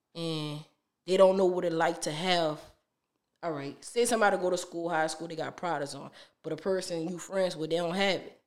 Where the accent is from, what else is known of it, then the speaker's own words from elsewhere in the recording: New Orleans, Louisiana, United States; I'm from New Orleans